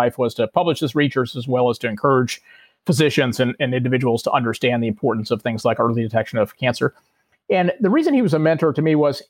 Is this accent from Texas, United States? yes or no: yes; Houston, Texas, United States; I grew up in Houston, Texas.